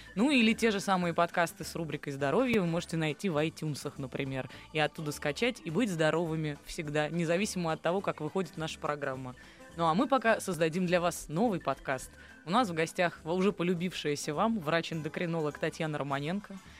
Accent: Saint Petersburg, Russia; Я вот выросла в Петербурге

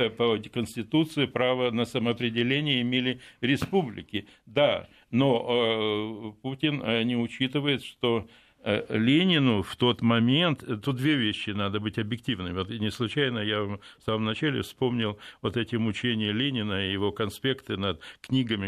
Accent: Odesa, Odesa Oblast, Ukraine; born or raised there; now in Moscow, Russia

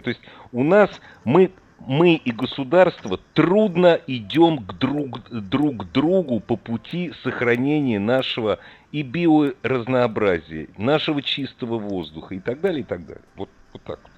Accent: Moscow, Russia; я просто москвич

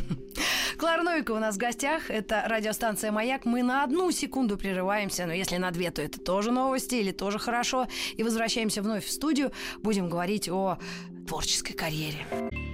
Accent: Moscow, Russia; accent: Ukrainian; also born or lived in Donetsk; Родилась в Москве, родители москвичи.

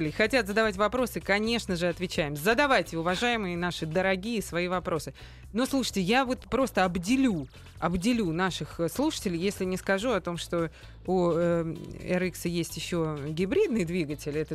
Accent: Grozny, Chechnya, Russia; Именно, я из Грозного.

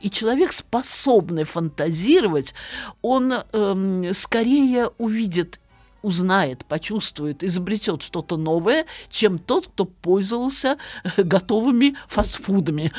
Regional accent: Saratov, Saratov Oblast, Russia; я родилась и выросла в славном городе Саратове

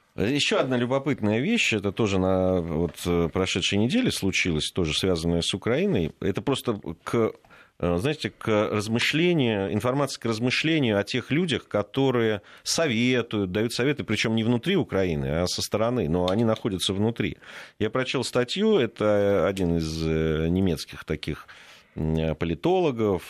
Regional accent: Georgia; moved away; я как грузин

